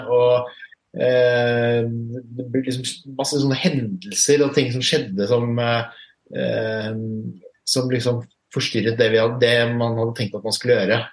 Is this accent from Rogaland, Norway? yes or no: no; Fredrikstad, Østfold, Norway; now in Oslo, Norway; født og oppvokst i Fredrikstad